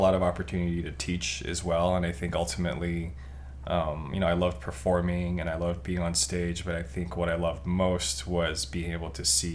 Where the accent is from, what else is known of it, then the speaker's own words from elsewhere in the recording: Taipei, Taiwan; moved away as an adult; now in Southern California, United States; I'm originally from Taipei, Taiwan. I started breaking when I was in high school there